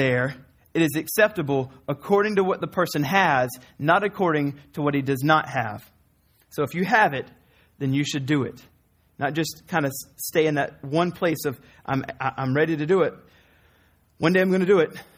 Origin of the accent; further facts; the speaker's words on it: the South, United States; I'm from the South